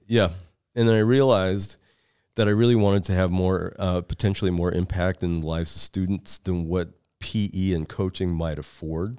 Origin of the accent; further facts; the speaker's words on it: Seattle, Washington, United States; moved away as an adult; also born or lived in Lincoln, Nebraska; I was born and reared in Seattle, Washington